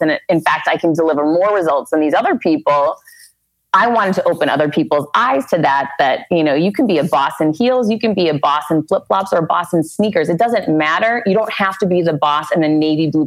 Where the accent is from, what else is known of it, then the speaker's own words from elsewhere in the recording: Worcester, Massachusetts, United States; now in Miami, United States; growing up in Worcester, it was so incredibly different.